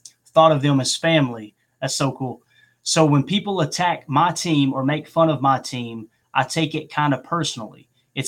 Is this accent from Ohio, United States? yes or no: no; Chicago, Illinois, United States; I grew up in Chicago in the 90s